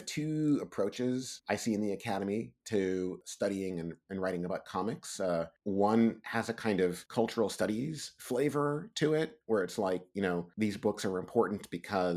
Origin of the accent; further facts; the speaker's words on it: New York, United States; I grew up in New York